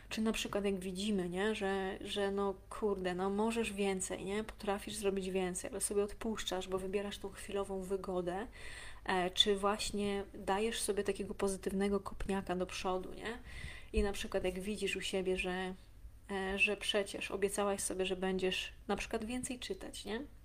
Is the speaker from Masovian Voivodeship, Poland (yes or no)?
yes; Warsaw, Masovian Voivodeship, Poland; ja też z WWA